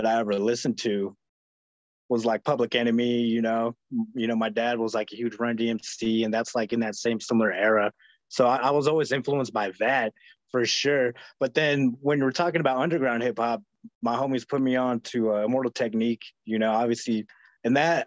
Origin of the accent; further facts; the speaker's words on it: Flagstaff, Arizona, United States; growing up in Flagstaff